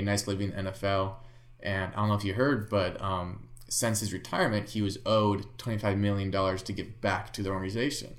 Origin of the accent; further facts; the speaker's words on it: Bay Area, California, United States; I was born in the Bay Area, so I grew up a Niner fan